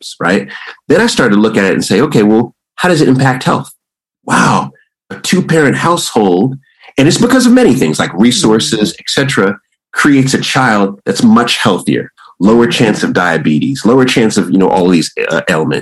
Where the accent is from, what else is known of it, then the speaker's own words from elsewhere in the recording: Jamaica; also born or lived in Washington, D.C. / Istanbul; I'm Jamaican